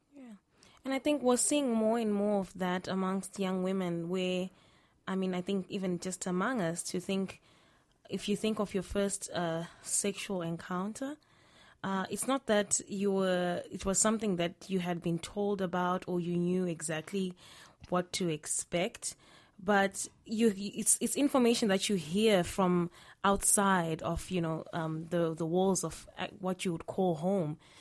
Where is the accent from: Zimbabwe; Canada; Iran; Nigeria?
Zimbabwe; I'm from Zimbabwe.